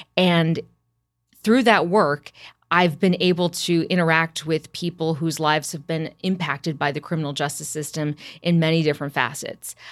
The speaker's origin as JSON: {"language": "English", "town": "Champaign", "region": "Illinois", "country": "United States", "tie": "born or raised there", "said": "I'm from Champaign, Urbana. That's where I was born and raised"}